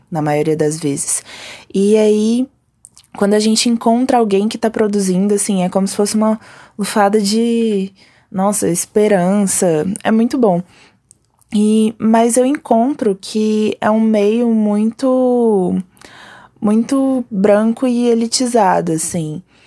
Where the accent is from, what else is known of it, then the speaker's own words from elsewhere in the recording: Brasília, Federal District, Brazil; sou daqui de Brasília